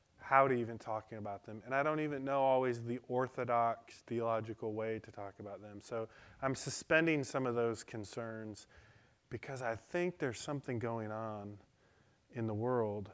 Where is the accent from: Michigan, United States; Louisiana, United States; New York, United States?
Michigan, United States; Detroit; I learned that in Detroit. I grew up in Detroit.